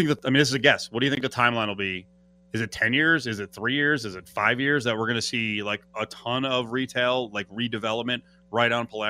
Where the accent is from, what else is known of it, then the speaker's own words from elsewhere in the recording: Jersey Shore, New Jersey, United States; I grew up near you on the Jersey Shore